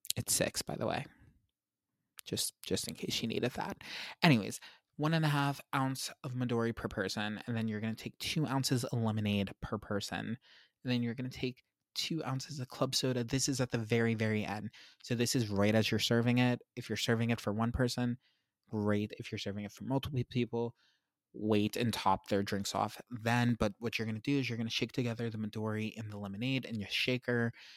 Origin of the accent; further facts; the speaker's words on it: Pennsylvania, United States; I grew up in Pennsylvania